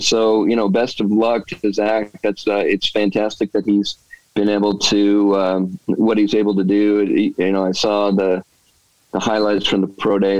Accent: West Valley City, Utah, United States; moved away as an adult; also born or lived in Texas; I grew up in West Valley um, and uh, went to Taylorsville High School

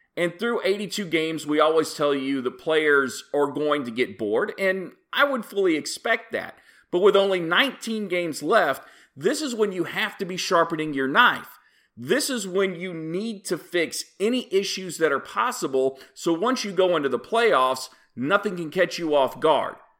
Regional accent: Oklahoma, United States; I am a proud native of the state of Oklahoma

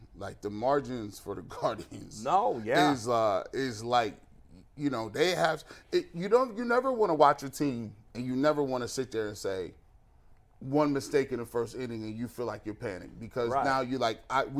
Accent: Canton, Ohio, United States; when I was growing up in McKinley, right, my dad went to McKinley.

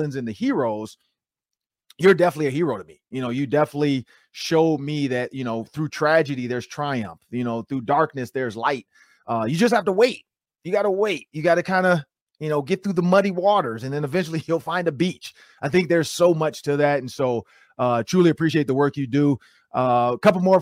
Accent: Detroit, Michigan, United States; I'm from Detroit, Michigan

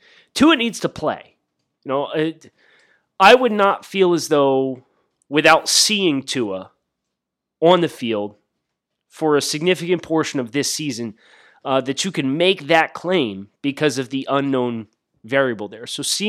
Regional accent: West Lawn, Pennsylvania, United States; Ross is actually from my hometown. So we have a fun little cross-town rivalry thing going between he went to Wyomissing in Reading, PA. I went to West Lawn, Wilson West Lawn.

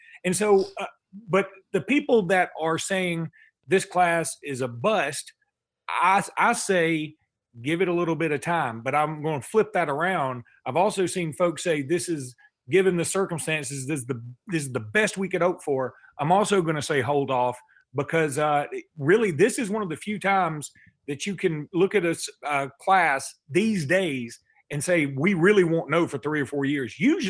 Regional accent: Alexander City, Alabama, United States; I think that I listen to your podcast all the time because I'm from Alexander City.

